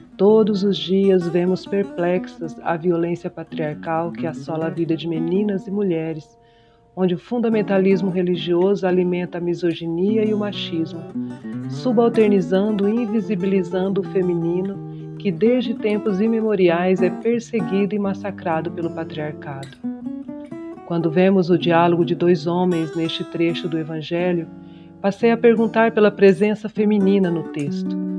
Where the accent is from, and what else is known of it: Mato Grosso do Sul, Brazil; born or raised there; also born or lived in São Paulo